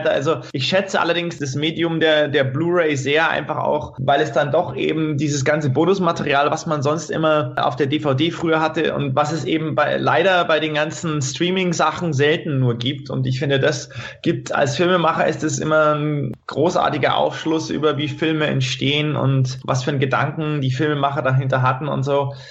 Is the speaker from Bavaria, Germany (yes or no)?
yes; Prien am Chiemsee, Bavaria, Germany; Also da in, in Prinam-Chiemsee, wo ich, wo ich herkomme, da, da gibt's immer noch eine kleine Videothek